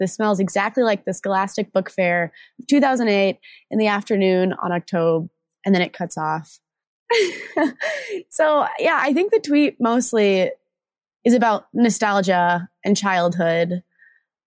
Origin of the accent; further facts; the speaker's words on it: Omaha, Nebraska, United States; I'm originally from Omaha, Nebraska, and I went to a Catholic school